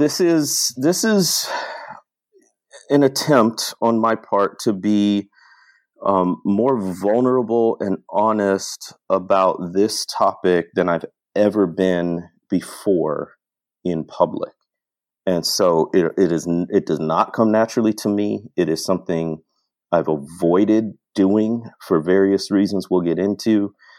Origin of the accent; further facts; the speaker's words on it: Midwest, United States; growing up in the Midwest